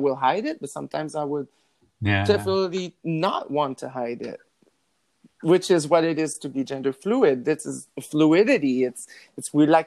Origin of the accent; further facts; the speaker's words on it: New Brunswick, Canada; first language French; English is a second language; moved away; I'm from New Brunswick, so a small town where they don't really have those discussion ever.